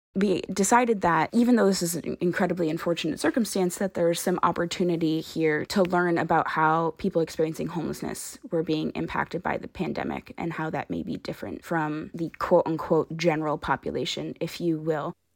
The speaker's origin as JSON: {"language": "English", "town": "Brockton", "region": "Massachusetts", "country": "United States", "moved": "as an adult", "lives_now": "Rhode Island, United States", "said": "I'm from Brockton, Massachusetts."}